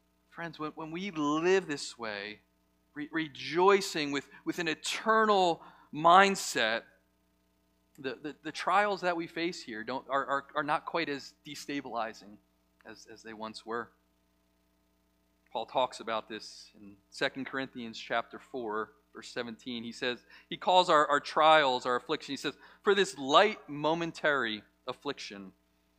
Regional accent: United States; we as American Christians live in a comfortable place

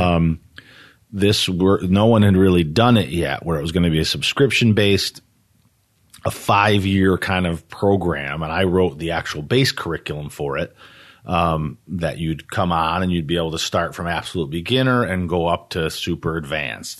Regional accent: Harwinton, Connecticut, United States; also born or lived in Torrington, Connecticut; I actually grew up in Harwinton.

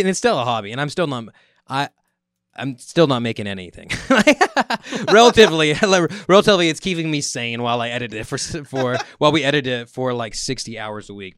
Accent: Merced, California, United States; growing up in the area of the Central Valley

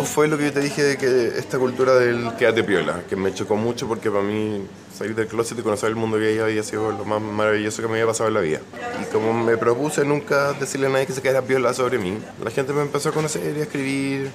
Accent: Chile; como chilenos

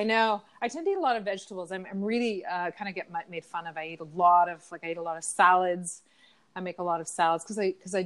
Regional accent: Ontario, Canada; I was from Ontario

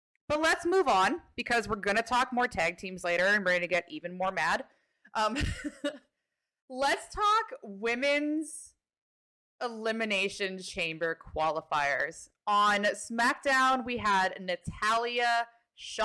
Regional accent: Canada; I am Canadian

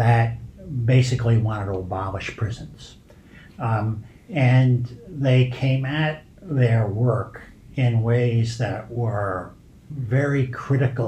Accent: New York City, New York, United States; moved away; growing up in the Bronx amongst basically regular people

